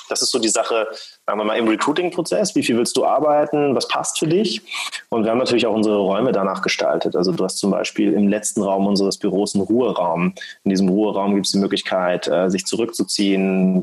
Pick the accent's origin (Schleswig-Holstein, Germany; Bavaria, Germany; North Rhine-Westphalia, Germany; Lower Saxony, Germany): Schleswig-Holstein, Germany; ich komme eigentlich aus Schleswig-Holstein, bin aufgewachsen am Meer